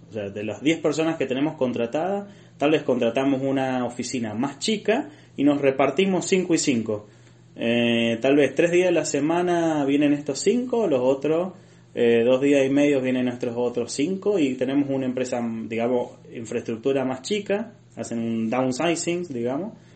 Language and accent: Spanish; Argentina; moved away as an adult; toda mi vida quedaba en Argentina